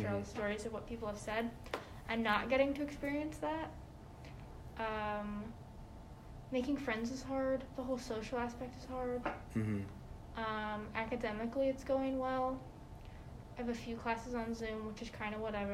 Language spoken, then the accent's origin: English; Minnesota, United States; moved away as an adult; I'm also from Minnesota, so I'm like 5 hours away